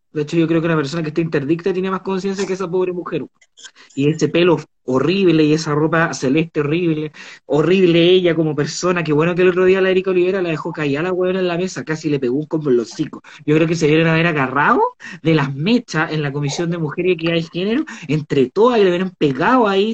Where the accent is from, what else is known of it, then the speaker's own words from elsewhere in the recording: Valparaíso, Chile; fui criada en Valparaíso